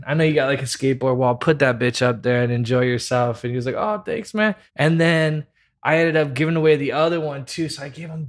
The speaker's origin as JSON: {"language": "English", "town": "Merritt Island", "region": "Florida", "country": "United States", "tie": "born or raised there", "also_born_or_lived": "Orlando", "said": "So I was born in Orlando, Florida, okay. And then I moved to Merritt Island, Florida, which is by like Cocoa Beach."}